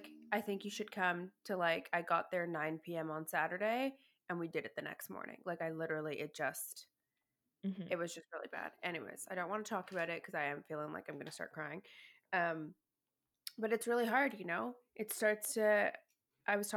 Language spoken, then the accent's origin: English; Toronto, Ontario, Canada; moved away as an adult; now in Vancouver, Canada; I'm from Toronto. I moved to Vancouver, you know, 7 or 8 years ago